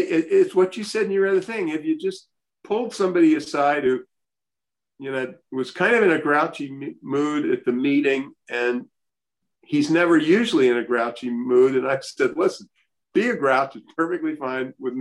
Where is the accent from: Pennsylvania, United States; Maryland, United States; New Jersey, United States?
Maryland, United States; Baltimore; I grew up in Baltimore